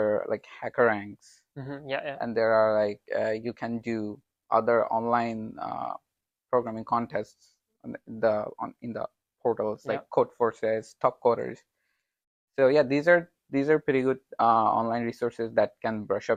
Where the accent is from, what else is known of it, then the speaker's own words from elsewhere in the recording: Bangladesh; I'm from Bangladesh